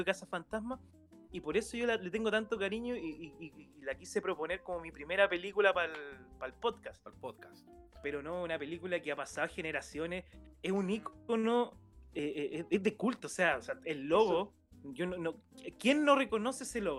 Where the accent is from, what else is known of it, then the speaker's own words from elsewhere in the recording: Concepción, Biobío, Chile; en Conce, que nosotros somos de Conce